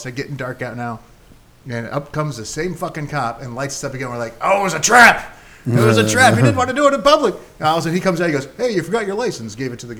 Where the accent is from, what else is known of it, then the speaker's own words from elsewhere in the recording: Iowa City, Iowa, United States; I grew up in Iowa City. Actually, I want to say real quick. So when we were growing up in Iowa City, college town